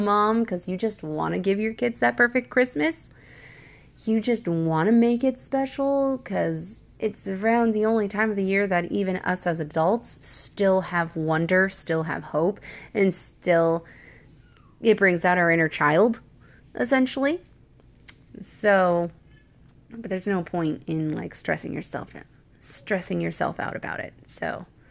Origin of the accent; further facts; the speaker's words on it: Washington, United States; moved away; I'm from Washington State